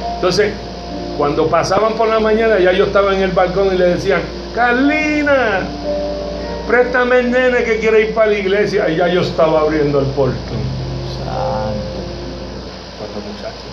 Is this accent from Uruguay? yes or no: no; Cataño, Puerto Rico; yo soy de Catán